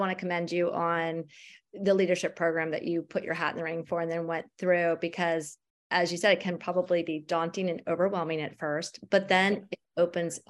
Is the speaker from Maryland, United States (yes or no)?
yes; Maryland, United States; I'm from Maryland